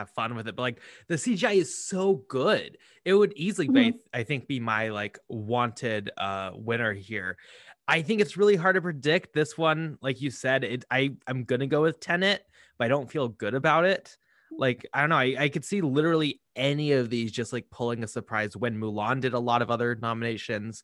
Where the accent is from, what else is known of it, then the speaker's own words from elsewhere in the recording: United States; as an American